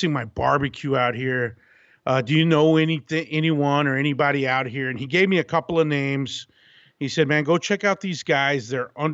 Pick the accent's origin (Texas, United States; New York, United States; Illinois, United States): Texas, United States; Abilene; moved away as an adult; also born or lived in Austin, Texas; now in California, United States; I'm born and raised in Texas, actually West Texas in Abilene